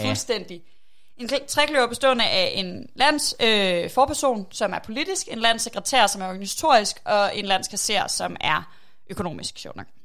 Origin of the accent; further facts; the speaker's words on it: Aarhus, Central Denmark Region, Denmark; er jeg fra Aarhus, øh, og rigtig glad for Aarhus